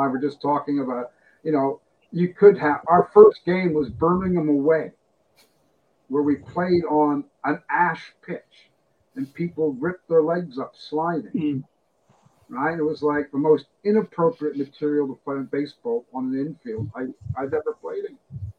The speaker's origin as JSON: {"language": "English", "country": "Canada", "tie": "born or raised there", "moved": "as an adult", "lives_now": "Glasgow, United Kingdom", "said": "I live in Glasgow. I have lived in Glasgow since 1987. I came to Britain in 75. I grew up playing baseball in Canada."}